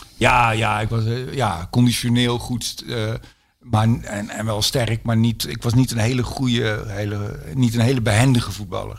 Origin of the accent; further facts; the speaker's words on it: North Brabant, Netherlands; Ik ben nu al getogen in Brabant.